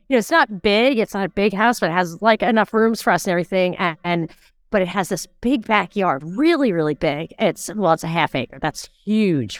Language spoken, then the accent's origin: English; New York, United States; growing up in New York with mosquito bites and humidity